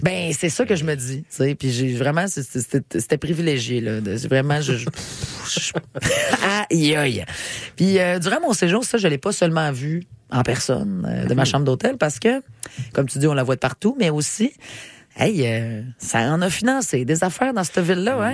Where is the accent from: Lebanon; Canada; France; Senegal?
Canada; Quebec City, Quebec; Je viens de Québec.